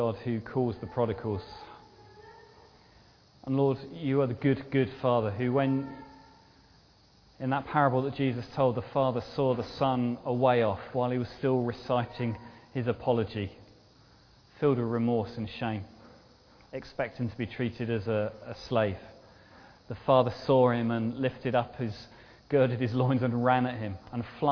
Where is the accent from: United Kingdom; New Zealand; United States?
United Kingdom; we're very British